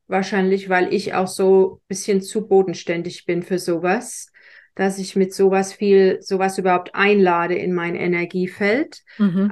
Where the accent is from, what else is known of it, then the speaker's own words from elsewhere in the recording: Germany; ich bin in Deutschland groß geworden, katholisch